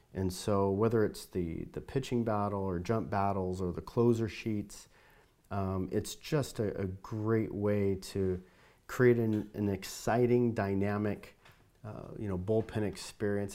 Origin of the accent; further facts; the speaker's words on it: Southern California, United States; moved away; I grew up in Southern California